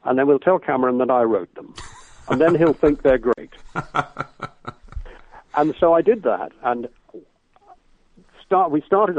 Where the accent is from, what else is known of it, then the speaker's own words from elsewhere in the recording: Liverpool, North West England, United Kingdom; I grew up in Liverpool and saw masses of shows on tour